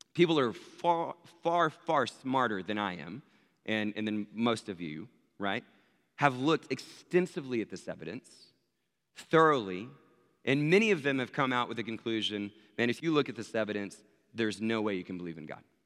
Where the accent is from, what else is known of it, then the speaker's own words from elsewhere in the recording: Abilene, Texas, United States; I was born in Abilene, Texas